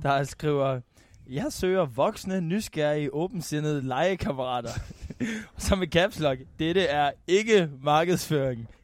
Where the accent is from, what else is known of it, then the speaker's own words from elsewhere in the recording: North Jutland, North Denmark Region, Denmark; jeg er meget mere nordjyde, end jeg er dansker